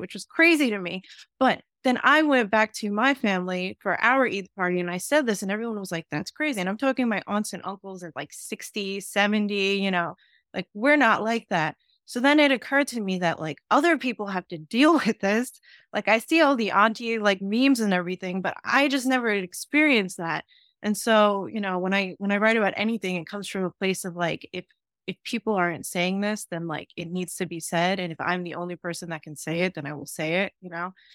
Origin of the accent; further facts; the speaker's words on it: New York City, New York, United States; I grew up in Staten Island